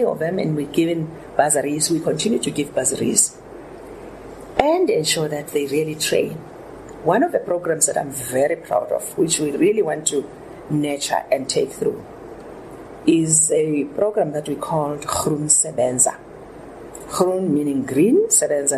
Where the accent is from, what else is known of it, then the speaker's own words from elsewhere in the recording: South Africa; as South African women